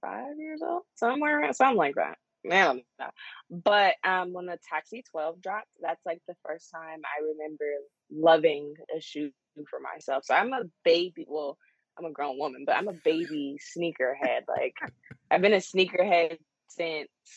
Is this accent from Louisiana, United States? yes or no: yes; Shreveport, Louisiana, United States; also born or lived in California; now in Dallas, United States; So I'm actually from Shreveport, Louisiana, but I grew up between Louisiana and California